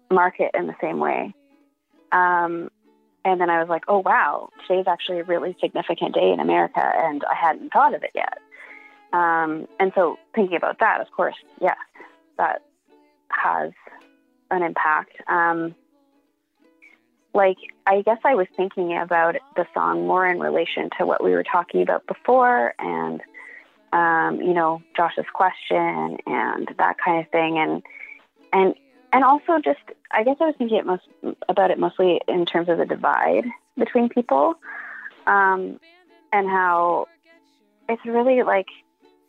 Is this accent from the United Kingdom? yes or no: no; Canada; I'm Canadian